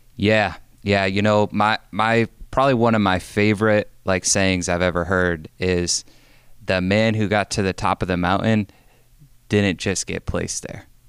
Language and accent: English; Binghamton, New York, United States; moved away; also born or lived in North Carolina; I grew up in Binghamton, New York